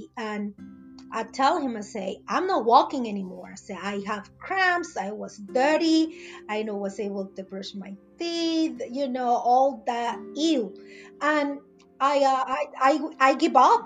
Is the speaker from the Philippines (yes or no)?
no; Veracruz, Mexico; English is a second language; moved away as an adult; now in United States; I'm original from Mexico. Exactly. The state is Veracruz